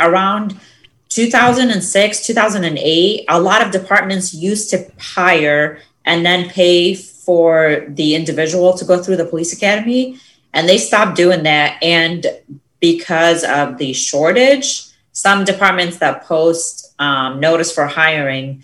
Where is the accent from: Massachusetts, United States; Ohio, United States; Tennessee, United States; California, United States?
Ohio, United States; Akron; also born or lived in Saudi Arabia / Egypt; first I say Akron